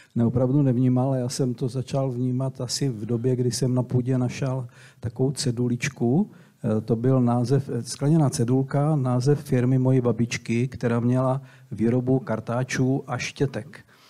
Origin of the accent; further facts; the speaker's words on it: Brodek, Czechia; moved away as an adult; also born or lived in Slovakia; jsem byl kluk z Brodku